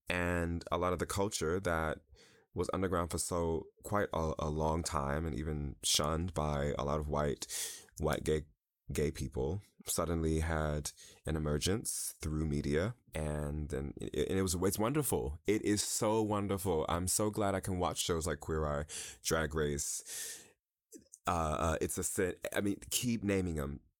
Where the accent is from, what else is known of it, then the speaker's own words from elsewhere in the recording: New York, United States; moved away as an adult; also born or lived in Chicago; I'm from New York originally